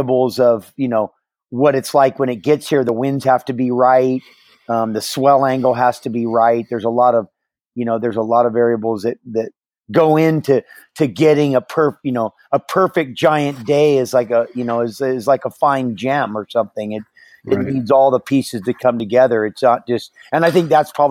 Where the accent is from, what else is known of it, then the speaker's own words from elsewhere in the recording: Hawaii, United States; also born or lived in San Francisco, California; took me to Hawaii when I was a couple months old and where I, you know, grew up